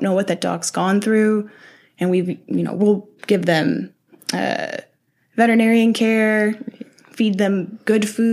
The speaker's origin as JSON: {"language": "English", "town": "Louisville", "region": "Kentucky", "country": "United States", "tie": "born or raised there", "also_born_or_lived": "Memphis, Tennessee", "moved": "yes", "said": "I'm from Kentucky"}